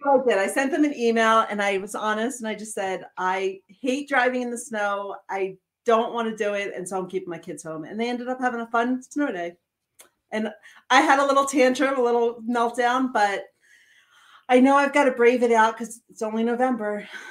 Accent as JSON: {"language": "English", "area": "outside of Philadelphia", "region": "Pennsylvania", "country": "United States", "moved": "yes", "lives_now": "Montana, United States", "said": "I'm still from outside of Philadelphia"}